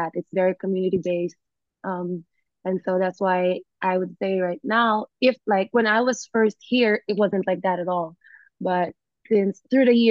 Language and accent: English; Philippines; moved away as an adult; also born or lived in United States; now in Bali, Indonesia; I was born in America and then I was raised in the Philippines